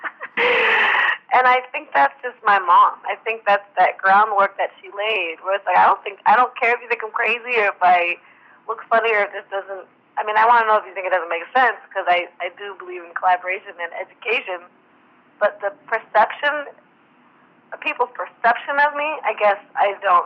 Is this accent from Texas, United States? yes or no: no; Portland, Oregon, United States; I'm from Portland